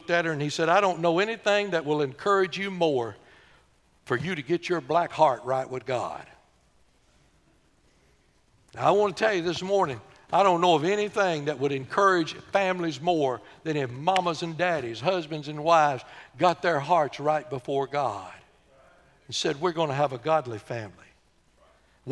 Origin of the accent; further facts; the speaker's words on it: Corrigan, Texas, United States; We were raised in Corrigan.